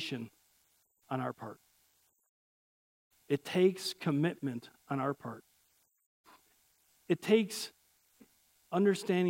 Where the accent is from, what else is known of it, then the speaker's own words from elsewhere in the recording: Chicago, Illinois, United States; I'm from Chicago.